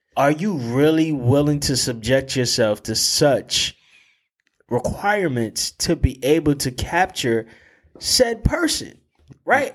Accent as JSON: {"language": "English", "town": "New Haven", "region": "Connecticut", "country": "United States", "tie": "born or raised there", "said": "growing up in New Haven and having that tie to New Haven"}